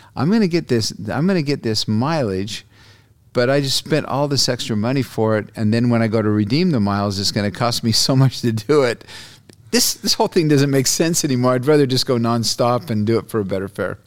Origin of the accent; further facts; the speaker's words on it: Brazil; now in United States; I was born in Brazil. My dad was a journalist down there